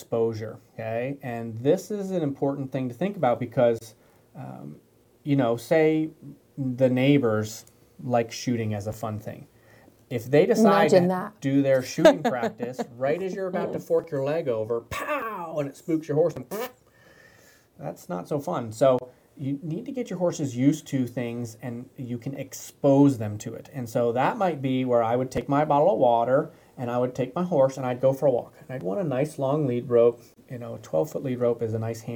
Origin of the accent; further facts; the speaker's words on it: Michigan, United States; I grew up in Michigan